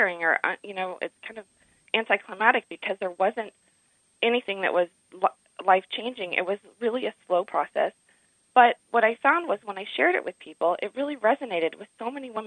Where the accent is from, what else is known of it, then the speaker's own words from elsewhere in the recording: Dallas, Texas, United States; I grew up in Dallas. I grew up in a big city